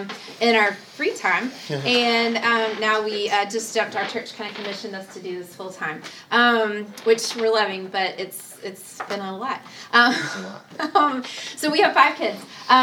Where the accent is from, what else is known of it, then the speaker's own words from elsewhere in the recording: Alabama, United States; We're both from Alabama.